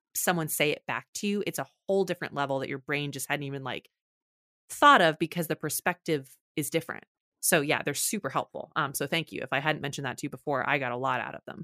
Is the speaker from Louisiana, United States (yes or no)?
no; Texas, United States; I'm from Texas